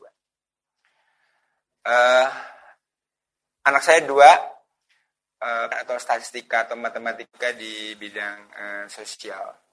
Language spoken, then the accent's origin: Indonesian; Magelang, Central Java, Indonesia; Eh, asal saya dari kota Magelang, Jawa Tengah. Jadi saya masih tinggal di kota Magelang, Jawa Tengah.